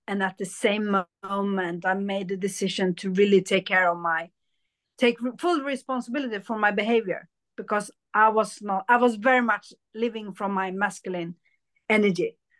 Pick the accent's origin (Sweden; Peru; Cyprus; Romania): Sweden; also born or lived in India; I was born in India, but I was adopted to Sweden